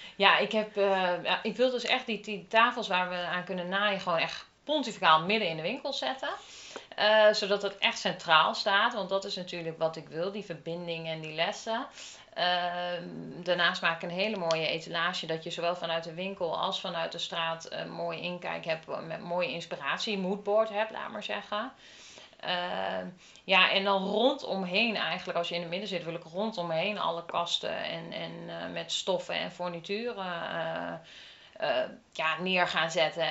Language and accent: Dutch; Lochem, Gelderland, Netherlands; now in Ede, Netherlands; ik kom uit Lochem